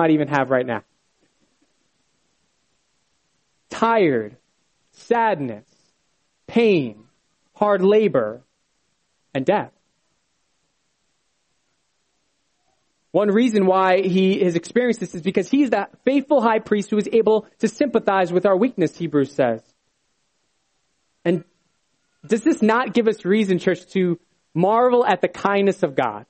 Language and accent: English; Bethlehem, Pennsylvania, United States; moved away; I was originally from Bethlehem